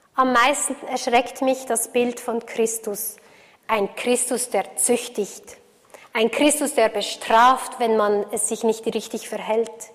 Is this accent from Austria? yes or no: no; Switzerland; für mich als Schweizerin